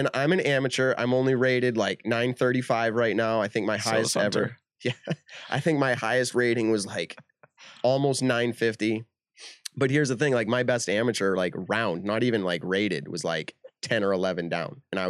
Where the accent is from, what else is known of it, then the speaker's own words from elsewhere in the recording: Leicester, Massachusetts, United States; I'm from Maple Hill, Leicester, Mass, literally. Like, that's where I'm from.